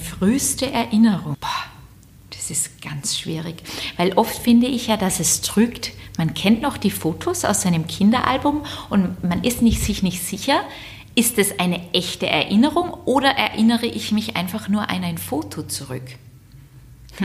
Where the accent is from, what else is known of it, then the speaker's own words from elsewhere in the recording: Southern Germany, Germany; moved away; Ich komme aus Süddeutschland